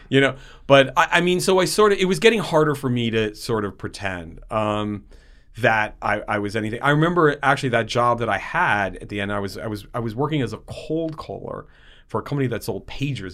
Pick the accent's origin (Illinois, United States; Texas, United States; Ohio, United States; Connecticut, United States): Connecticut, United States; West Haven; I grew up in a city called West Haven in Connecticut